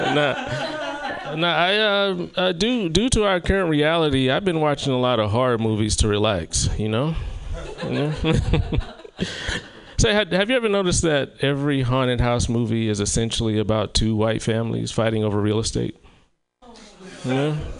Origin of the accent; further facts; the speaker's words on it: South Carolina, United States; moved away; my hometown of South Carolina